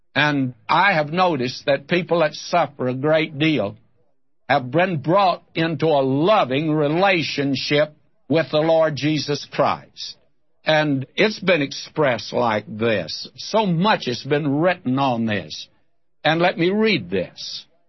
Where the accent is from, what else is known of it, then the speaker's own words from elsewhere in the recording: Texas, United States; now in Southern California, United States; I'm a Texan who wants to go back there. That's where I lived as a boy